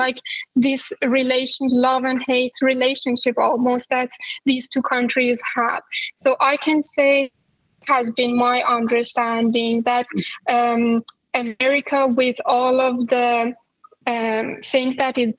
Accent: Iran; English is a second language; This dynamic between Iran and the U.S. has always been a very big part of anyone's life growing up in Iran.

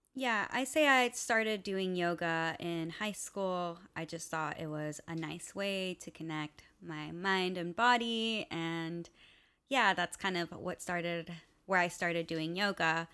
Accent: West Covina, California, United States; also born or lived in Los Angeles; I was born in California, West Covina specifically, but my family is from Venezuela and Colombia.

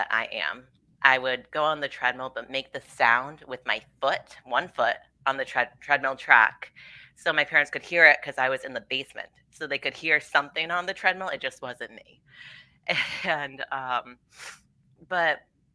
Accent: Rhode Island, United States; I'm from Rhode Island and I was born and raised here

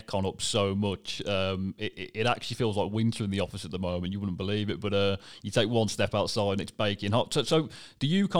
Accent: United Kingdom; as British people

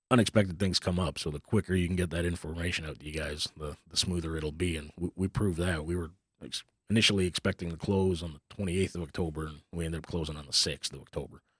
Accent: Northern Ontario, Canada; now in Texas, United States; I grew up up in Canada, in Northern Ontario, so it's a little small town of eight hundred people in the middle of nowhere.

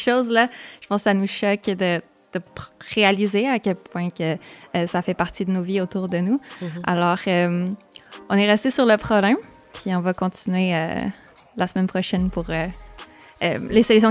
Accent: Montreal, Quebec, Canada; J'ai grandi à Montréal

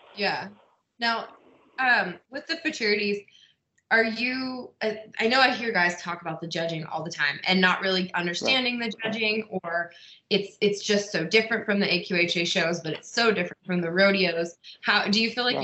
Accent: Pennsylvania, United States; I'm from Pennsylvania.

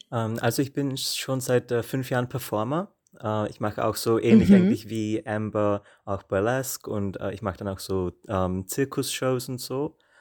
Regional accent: Austria; moved away as an adult; now in Prague, Czech Republic; ich bin aus Österreich

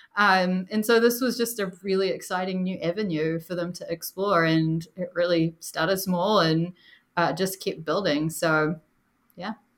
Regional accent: New Zealand; moved away; Usually I'm the only one with an accent, but I'm from New Zealand originally

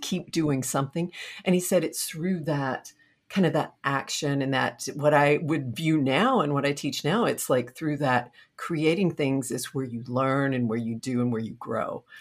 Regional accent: Buckholts, Texas, United States; I grew up in a very small town in Texas, Buckholz, Texas.

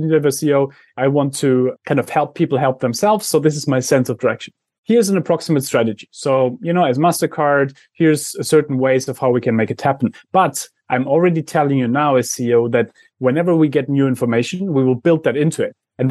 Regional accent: Germany; I come from Germany

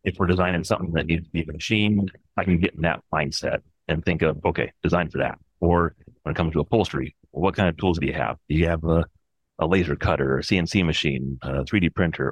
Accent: Olympic Peninsula, Washington, United States; I grew up in a little town on the Olympic Peninsula near Seattle in Washington

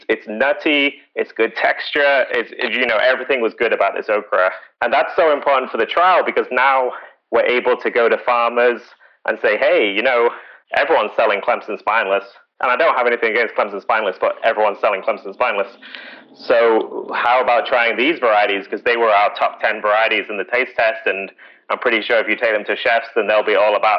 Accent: United Kingdom; moved away; I'm British

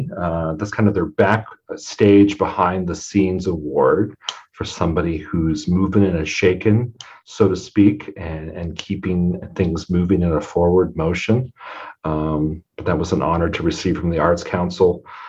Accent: Custer County, north of Broken Bow, Nebraska, United States; moved away as an adult; now in Scottsbluff, United States; I was raised in Custer County, north of Broken Bow.

